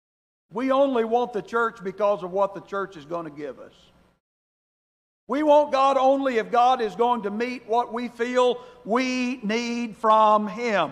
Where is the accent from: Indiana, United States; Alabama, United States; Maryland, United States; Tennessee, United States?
Alabama, United States; I grew up in Alabama